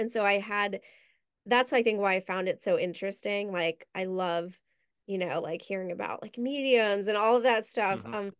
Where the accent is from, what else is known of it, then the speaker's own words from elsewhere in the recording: New York, United States; I grew up right outside New York. I never knew it existed.